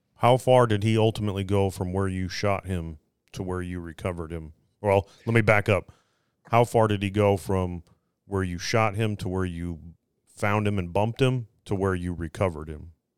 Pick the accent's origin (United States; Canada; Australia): United States; Phoenix, Arizona; We're from Phoenix. We know all about that.